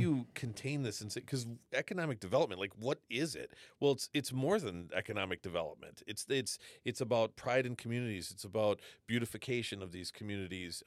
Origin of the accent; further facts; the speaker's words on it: Wisconsin, United States; moved away; I, I grew up in Wisconsin